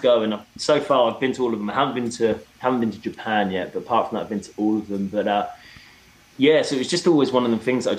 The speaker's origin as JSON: {"language": "English", "region": "England", "country": "United Kingdom", "tie": "born or raised there", "also_born_or_lived": "Seattle, United States", "moved": "yes", "said": "growing up in England, you know, even when you get to the countryside, you're never too far away from the city."}